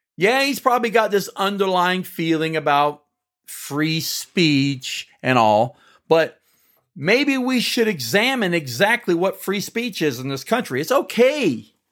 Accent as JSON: {"language": "English", "country": "United States", "said": "we as American citizens"}